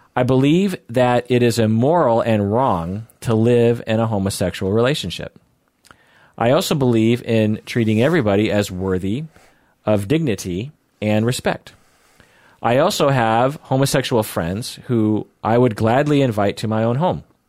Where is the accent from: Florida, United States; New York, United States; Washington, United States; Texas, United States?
Washington, United States; Seattle; I'm a Seattleite